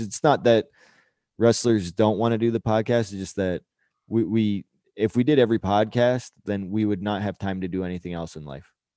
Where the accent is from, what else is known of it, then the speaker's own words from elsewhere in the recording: Canada; being Canadian